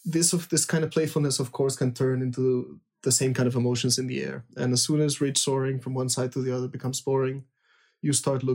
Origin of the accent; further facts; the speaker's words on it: Lima, Peru; I was born in Peru, means I grew up in soaring on the coast in Lima.